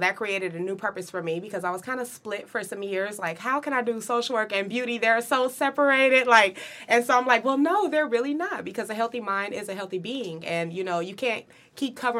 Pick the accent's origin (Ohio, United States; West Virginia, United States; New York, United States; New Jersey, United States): Ohio, United States; Dayton; now in Columbus, United States; I'm originally from the Dayton, Ohio area